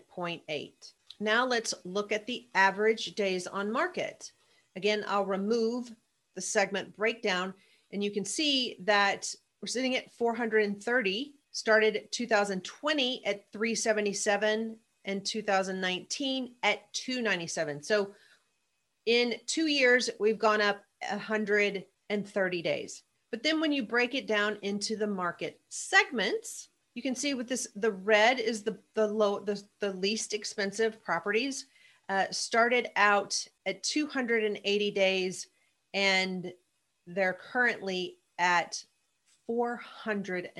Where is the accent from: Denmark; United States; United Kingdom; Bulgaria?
United States; Mayfield, Kentucky; my hometown where I grew up, Mayfield, Kentucky